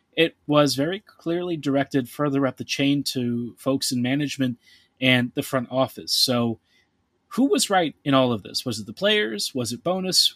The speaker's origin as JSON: {"language": "English", "town": "Baltimore", "region": "Maryland", "country": "United States", "said": "I come from Baltimore"}